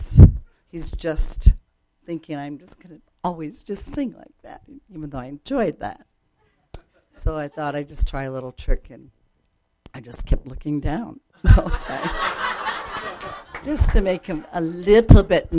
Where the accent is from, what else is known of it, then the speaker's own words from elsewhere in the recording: Japan; moved away; I grew up in Japan where the culture, Japanese culture, is kind of like the Jewish culture.